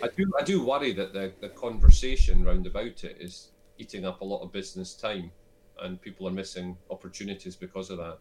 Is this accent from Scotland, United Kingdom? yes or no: yes; Selkirk, Scotland, United Kingdom; moved away; also born or lived in London; I'm originally from Selkirk in the Scottish borders.